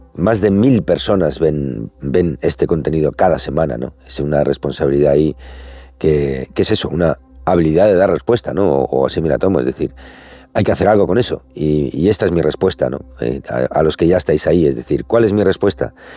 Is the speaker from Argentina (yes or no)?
no; Spain